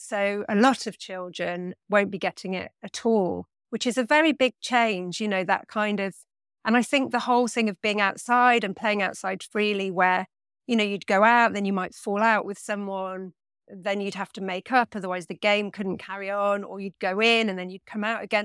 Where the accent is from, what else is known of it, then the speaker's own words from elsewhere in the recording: Nottingham, East Midlands, United Kingdom; now in Bristol, United Kingdom; I grew up in Nottingham, in the middle of the city